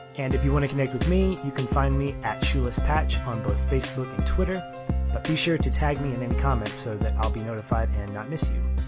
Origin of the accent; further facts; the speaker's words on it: United States; i love being an American